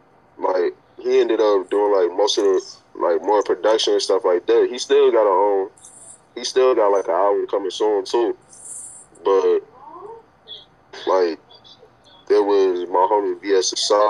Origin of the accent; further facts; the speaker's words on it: New York, United States; accent: mixed New York and Southern; because I'm from New York and I'm from down south, like, I sort of mixed it up. Because, like, a lot of people, like, even when I talk, like, some people will say, like, yeah, accent is, like, mixed up.